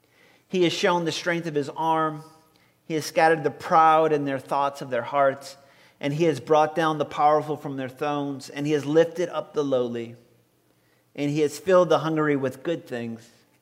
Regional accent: Violet, Louisiana, United States; born or raised there; moved away

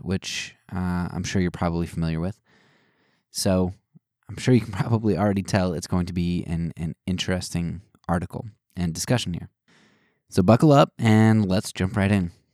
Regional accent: United States; as Americans

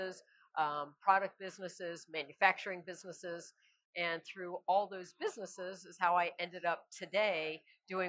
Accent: South Florida, United States; Born and raised in South Florida.

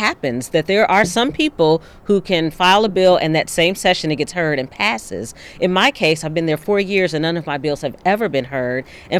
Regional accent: Louisville, Kentucky, United States; moved away as an adult; also born or lived in Knoxville, Tennessee; I'm born and raised in Louisville, but I wanted to go to a historically black college. So I went to Knoxville College, not too far away, mm-hmm. but close enough to family still. And then I ended up staying there for 14 years and then came back home.

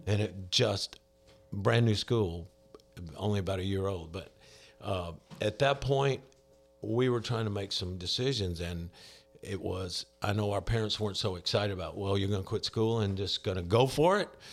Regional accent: Mobile, Alabama, United States; born and raised in Alabama. Grew up in Mobile, Alabama, down on the coast.

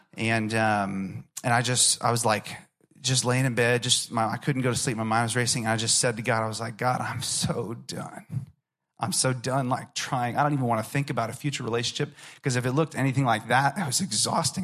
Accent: Orlando, Florida, United States; I grew up in Orlando, Florida

